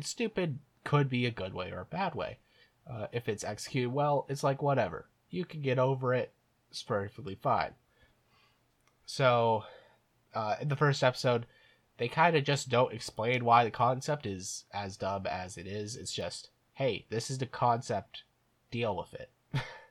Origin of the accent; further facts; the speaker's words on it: Ireland; I'm an Irishman